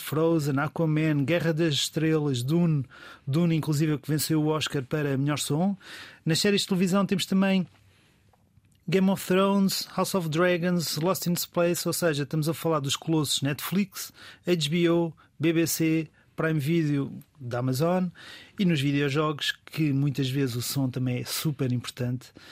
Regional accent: Portugal; é um orgulho como português

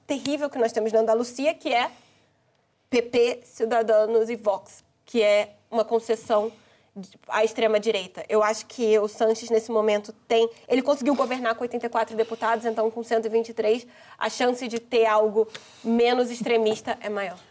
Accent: Brazil; now in Portugal; como brasileira aqui

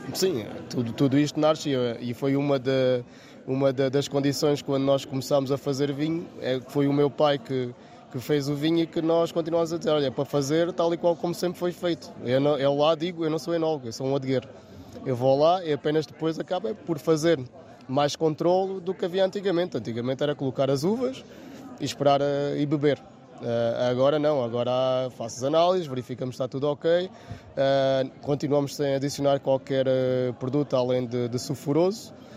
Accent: Vila Alva, Alentejo, Portugal; sou também lá da, da aldeia de, de Vilova, nasci lá e fui lá criado

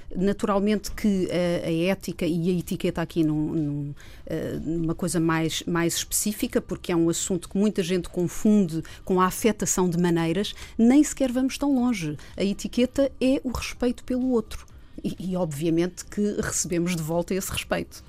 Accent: Minho, Portugal; eu sou minhota

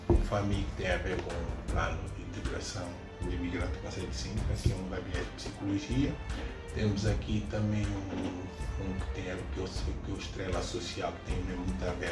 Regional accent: Angola; moved away; porque o pessoal todo que vinha de Angola, tendencialmente

